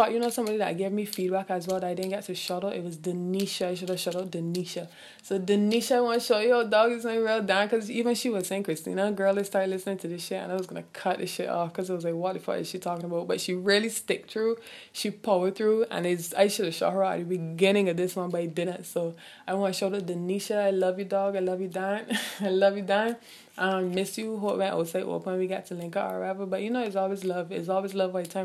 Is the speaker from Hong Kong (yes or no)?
no; Barbados; I'm from the Caribbean, I'm from Barbados